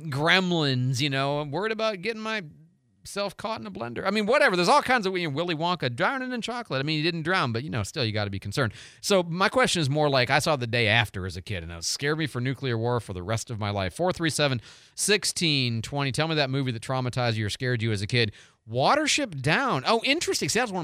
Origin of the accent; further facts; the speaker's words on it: Florida, United States; Marlon Perkins, Alligators and Realistic Fear because they were everywhere growing up in South Florida.